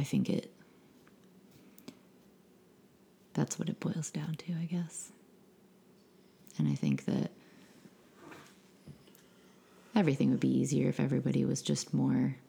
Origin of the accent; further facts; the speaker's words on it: Maine, United States; moved away; being born and raised in Maine